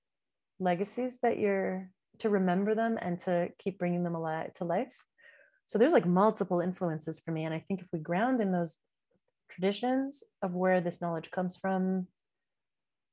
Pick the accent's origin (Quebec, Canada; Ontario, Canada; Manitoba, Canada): Quebec, Canada; Montreal; I was born in Montreal, I was born in Canada, but my dad's an immigrant.